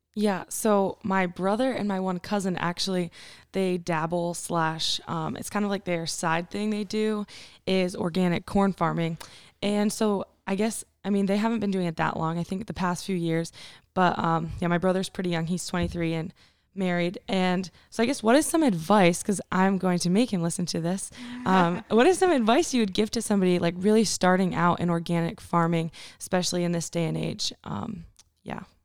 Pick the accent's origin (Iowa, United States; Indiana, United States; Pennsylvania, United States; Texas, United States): Pennsylvania, United States; Canton; I'm from Northeast Pennsylvania, a little town of Canton